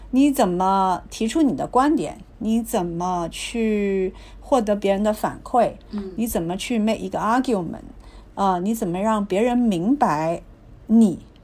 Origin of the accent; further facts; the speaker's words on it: Guangzhou, Guangdong, China; 我是在广州出生的